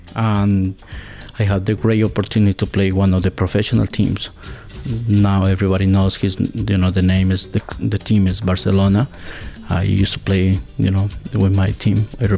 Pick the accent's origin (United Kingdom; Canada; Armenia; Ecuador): Ecuador; Azogues, Cañar; English is a second language; moved away as an adult; now in Pittsfield, United States; I am from Azogues, Ecuador. Right now, I live in Berkshire County. I live in PC, Massachusetts